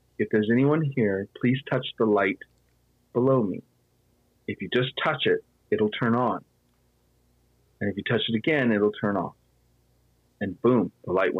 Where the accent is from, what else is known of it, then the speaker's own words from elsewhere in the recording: Petaluma, California, United States; I grew up here in Petaluma and I grew up here at the Phoenix Theater